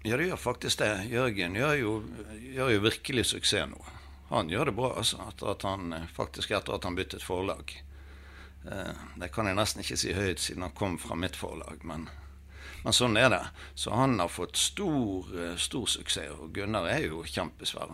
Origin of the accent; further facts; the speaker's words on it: Bergen, Vestland, Norway; Jeg har vokst opp i Søndre bydel.